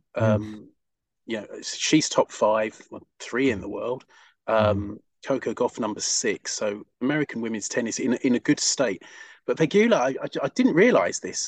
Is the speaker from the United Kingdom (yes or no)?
yes; United Kingdom; as a Brit